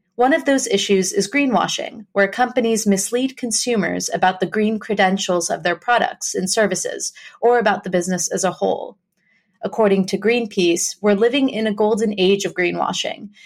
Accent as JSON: {"language": "English", "country": "United States", "tie": "born or raised there", "said": "myself growing up in the States"}